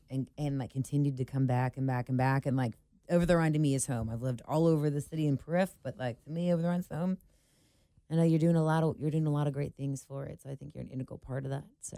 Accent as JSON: {"language": "English", "town": "Cincinnati", "region": "Ohio", "country": "United States", "moved": "as an adult", "said": "I'm from Cincinnati"}